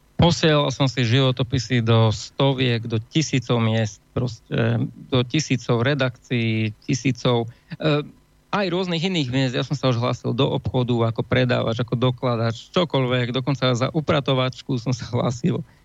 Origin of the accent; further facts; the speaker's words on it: Banská Bystrica, Banská Bystrica Region, Slovakia; som Bystričan